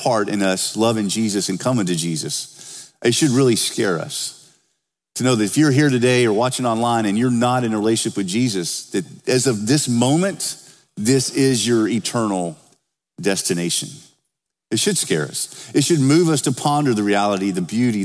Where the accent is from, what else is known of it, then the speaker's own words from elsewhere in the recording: the South, United States; now in Oakville; I'm from the South